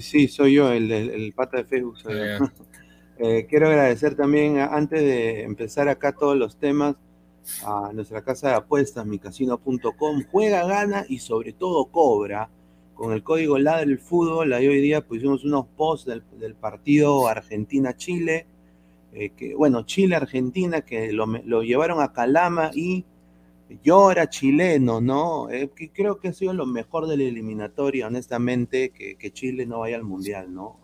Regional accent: Peru; moved away; yo soy peruano. Yo quiero que mi, que mi país gane

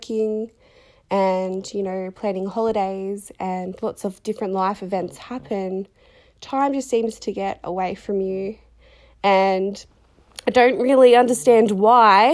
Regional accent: Sunbury, Victoria, Australia; I am from Victoria, Australia. I live in Sunbury and I have done all of my life. Was born in the Sunbury Hospital

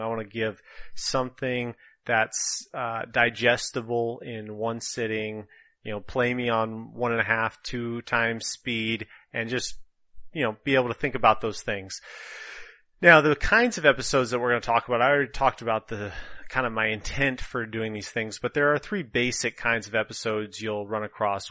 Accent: northern Minnesota, United States; accent: Minnesotan; moved away as an adult; now in California, United States; I was born and raised in Minnesota, northern Minnesota to be precise

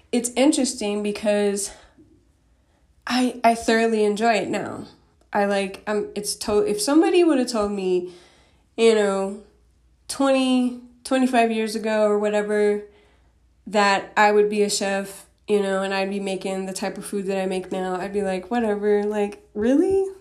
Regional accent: Denver, Colorado, United States; I grew up in Denver, Colorado

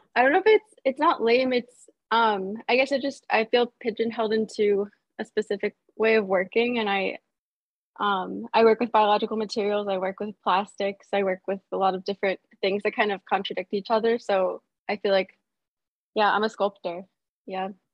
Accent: Baltimore, Maryland, United States; I grew up in Baltimore, Maryland

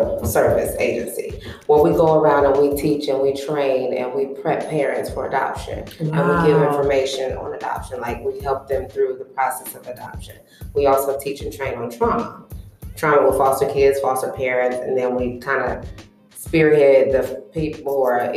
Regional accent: Columbus, Ohio, United States; I was born and raised in Columbus, Ohio.

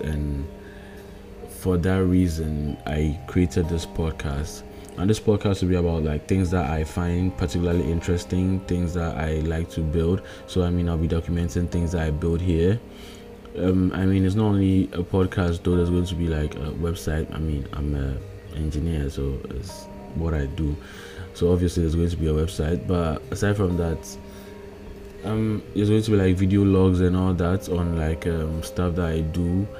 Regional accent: Ghana; I'm coming from, I'm in Ghana currently, I'm a Ghanaian.

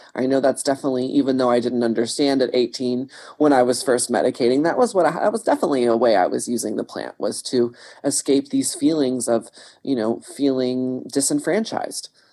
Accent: Texas, United States; I grew up in Texas

